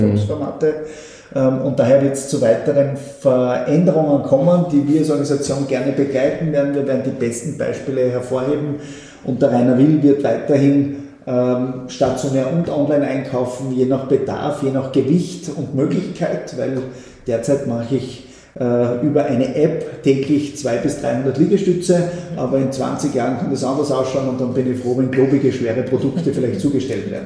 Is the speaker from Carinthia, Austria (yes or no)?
no; Schladming, Styria, Austria; ein Schladminger, meiner Heimatgemeinde